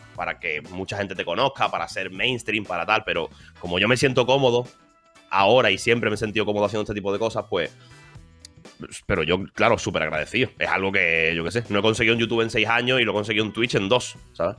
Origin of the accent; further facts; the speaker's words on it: Málaga, Andalusia, Spain; moved away as an adult; also born or lived in Madrid; soy de aquí, soy de Málaga, he nacido aquí